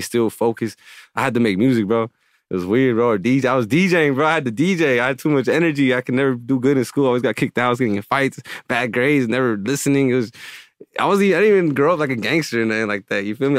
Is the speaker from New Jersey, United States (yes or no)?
no; Palmdale, California, United States; moved away; growing up in Palmdale